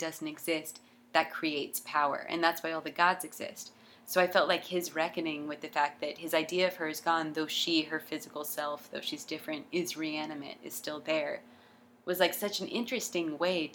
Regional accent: Jacksonville, Florida, United States; In Jacksonville! I'm from Jacksonville

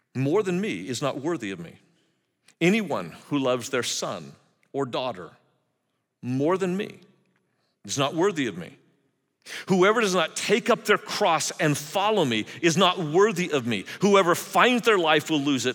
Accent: California, United States; I grew up in California in the seventies

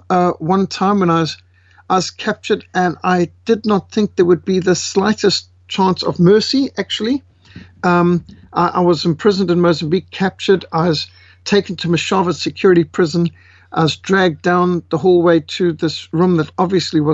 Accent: Zimbabwe; moved away; I was born in Africa, raised in war-torn Rhodesia

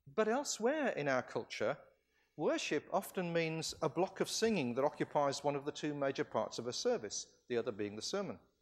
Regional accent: California, United States; I come from California

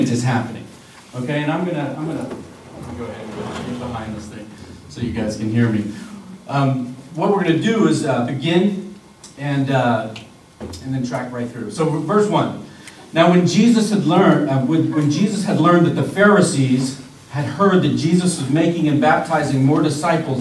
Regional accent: Virginia Beach, Virginia, United States; moved away as an adult; now in New Jersey, United States; I grew up in Virginia Beach, Virginia. That's where my home was.

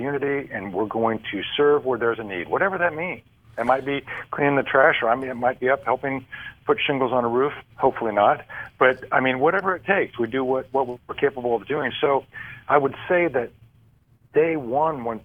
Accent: Ohio, United States; I'm from Ohio

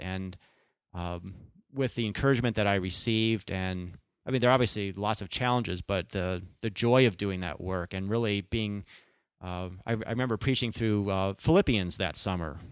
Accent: Chicago, Illinois, United States; moved away as an adult; also born or lived in California; I was born and raised in the Chicago area

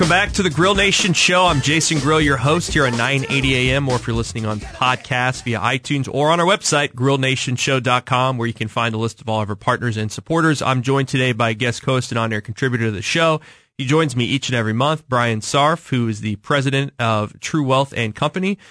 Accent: Kansas City, Missouri, United States; I grew up in the Northland

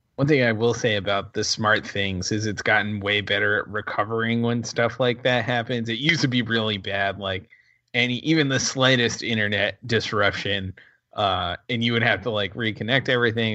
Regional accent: Rhode Island, United States; I'm from Rhode Island

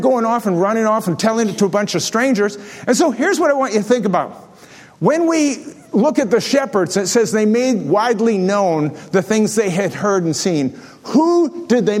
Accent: Delta Beach, Manitoba, Canada; growing up on Delta Beach, which is on the bottom of Lake Manitoba

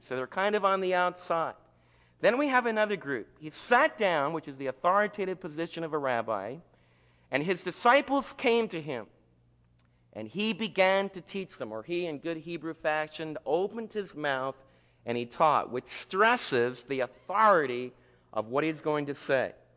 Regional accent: United States; as Americans

